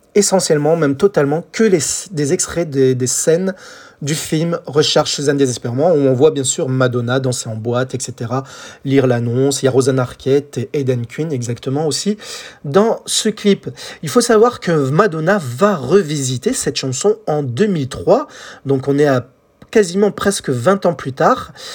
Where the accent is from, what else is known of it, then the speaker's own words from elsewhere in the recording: France; chez nous en France